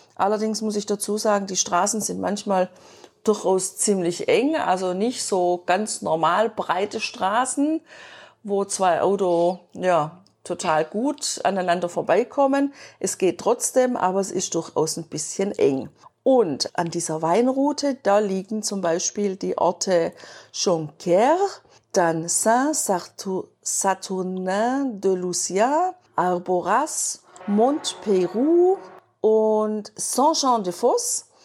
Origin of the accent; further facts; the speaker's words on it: Germany; bei uns in Deutschland